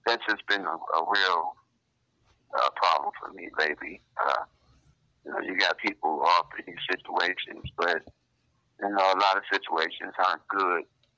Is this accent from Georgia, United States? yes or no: no; Grand Rapids, Michigan, United States; I'm from Grand Rapids, basically. Representing the 616.